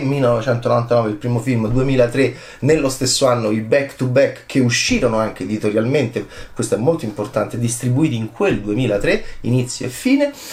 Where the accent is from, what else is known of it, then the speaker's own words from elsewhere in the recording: Italy; nel mio paese, che è l'Italia